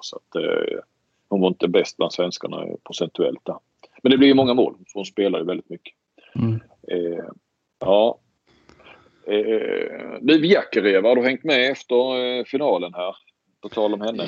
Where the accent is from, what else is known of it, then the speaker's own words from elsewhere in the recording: Sweden; som svensk